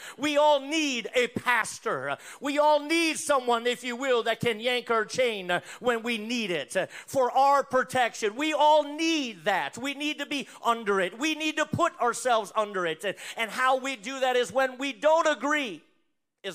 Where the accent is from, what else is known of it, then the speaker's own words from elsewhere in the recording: North Dakota, United States; moved away; I'm originally from North Dakota